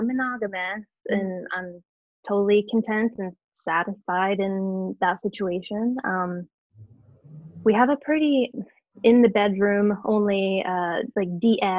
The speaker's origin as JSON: {"language": "English", "region": "Southwest Ohio", "country": "United States", "tie": "born or raised there", "said": "Southwest Ohio, born and raised, still here. It's a black hole that I can't seem to get out of. I've been here my whole life. I've been in the town that I live in my whole life."}